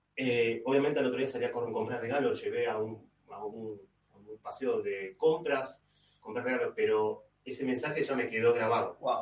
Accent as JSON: {"language": "Spanish", "region": "Buenos Aires", "country": "Argentina", "moved": "as an adult", "lives_now": "Rome, Italy", "said": "cuando me fui de Buenos Aires"}